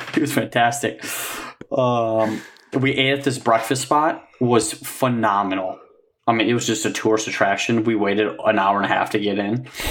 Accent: Michigan, United States; we're from Michigan

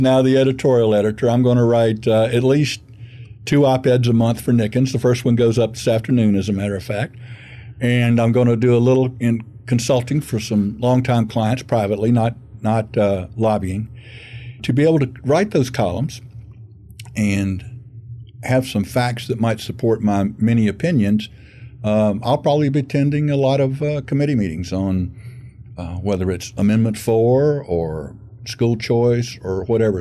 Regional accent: Gainesville, Florida, United States; I grew up in Gainesville, and I graduated from Gainesville High School

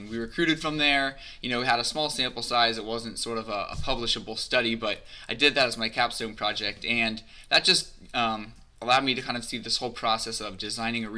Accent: Cincinnati, Ohio, United States; I grew up in Cincinnati, Ohio, went to NKU

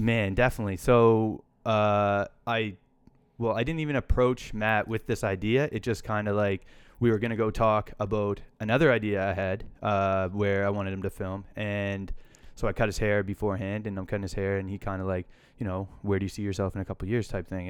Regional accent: Hilden, Nova Scotia, Canada; I grew up outside Truro

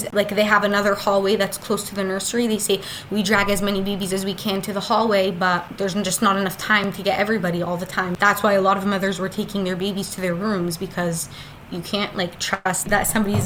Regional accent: Daytona Beach, Florida, United States; also born or lived in Otef Gaza, Israel; now in central Israel, Israel; I'm from Florida. I moved to Israel in Tzuk Eitan, which is the last war. We made Aliyah, my family

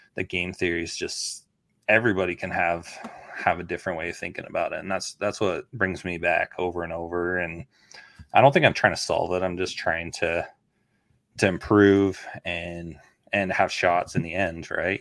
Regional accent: Canada; now in United States; I grew up in Canada.

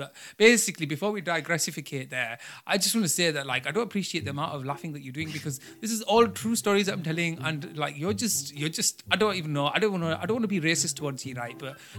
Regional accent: Bradford, Yorkshire and the Humber, United Kingdom; born there; I know I was born in Bradford on my grandma's thing

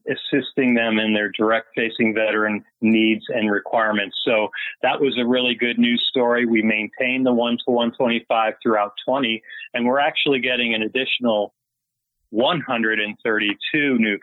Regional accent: Chicago, Illinois, United States; moved away as an adult; also born or lived in Italy / San Diego; I became a Navy recruiter back to my hometown in Chicago, recruiting out of my own high school

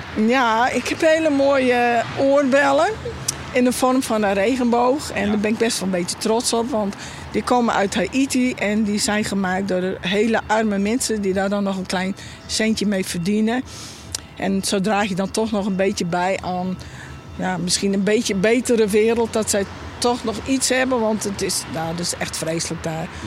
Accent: Friesland, Netherlands; ik ben een echte Fries

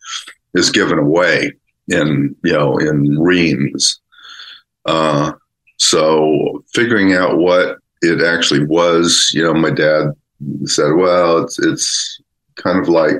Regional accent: San Diego, California, United States; also born or lived in Berkeley, California; I was born in Berkeley, but grew up mostly in San Diego

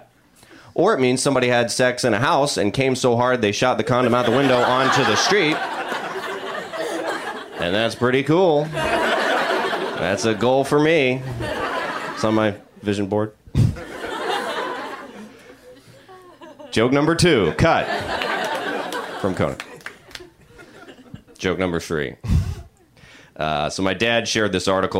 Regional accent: the South, United States; also born or lived in Georgia; now in Los Angeles, United States; I'm from the South

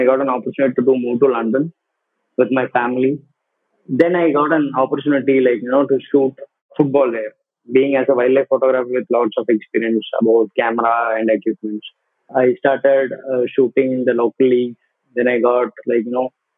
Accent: Coimbatore, Tamil Nadu, India; also born or lived in Valparai, Tamil Nadu / Kerala / United Kingdom; brought up in Coimbatore with my granny.

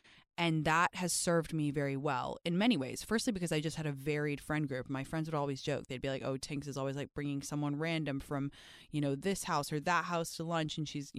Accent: England, United Kingdom; My skin has previously been gray because I grew up in England, okay?

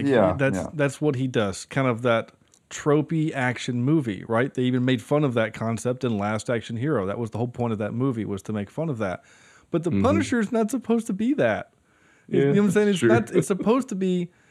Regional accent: Ireland; know, I am Irish, so.

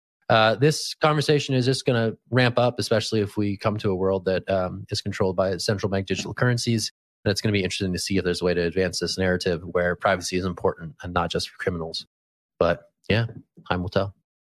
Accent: California, United States; born there; Hey man, the first wave is California themed. So as a Californian by birth, I'm all in.

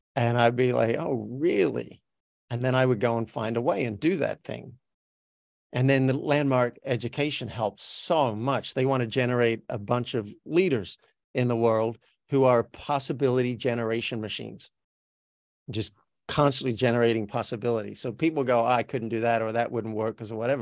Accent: Australia; accent: Australian; moved away as an adult; now in Los Angeles, United States; I'm from Australia, so my native accent sounds like this. This is me talking with an Australian accent.

